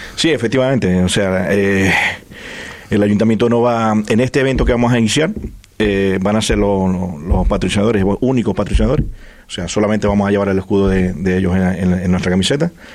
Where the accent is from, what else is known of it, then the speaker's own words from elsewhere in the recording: Venezuela; now in Fuerteventura, Spain; son somos de Venezuela